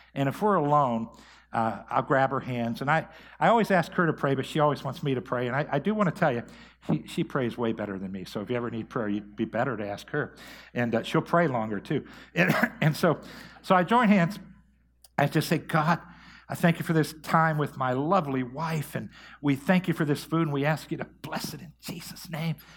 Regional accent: Mahoning Valley, Ohio, United States; also born or lived in Tulsa, Oklahoma; come back here to my hometown and to start Believers Church.

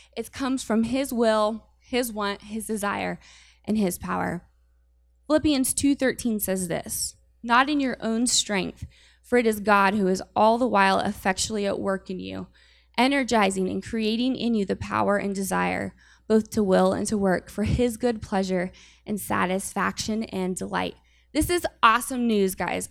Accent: Urbana, Ohio, United States; moved away as an adult; now in Warren, United States; I am not from Warren. I am from Urbana, Ohio, and that's like four hours from here

